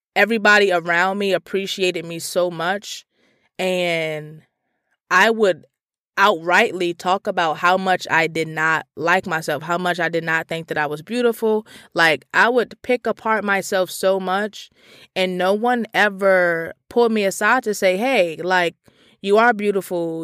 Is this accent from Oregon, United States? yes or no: no; Washington, District of Columbia, United States; I grew up in Petworth, Northwest D C